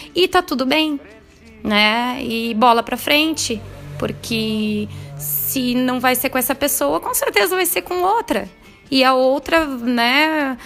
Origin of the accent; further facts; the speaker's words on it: Rio Grande do Sul, Brazil; moved away as an adult; now in Lavras, Brazil; eu sou gaúcha, mas hoje moro em Lavras, Minas Gerais